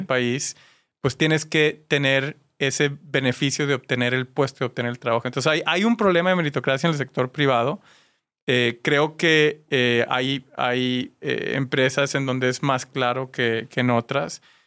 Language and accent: Spanish; Mexico; compartimos como mexicanos